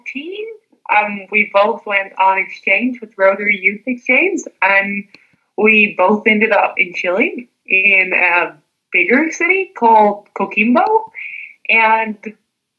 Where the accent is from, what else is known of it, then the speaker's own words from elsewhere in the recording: Denmark; I'm from Denmark, and I'm in Denmark right now.